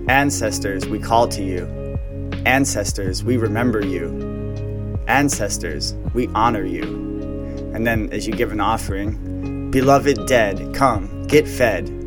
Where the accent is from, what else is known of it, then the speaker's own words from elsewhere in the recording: Wales, United Kingdom; Even though I am Welsh, Gaelic is such a hard